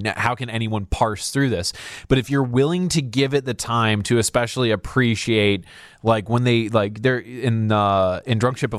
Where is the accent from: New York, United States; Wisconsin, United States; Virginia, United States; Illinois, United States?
Illinois, United States; Crystal Lake; Grew up in Crystal Lake.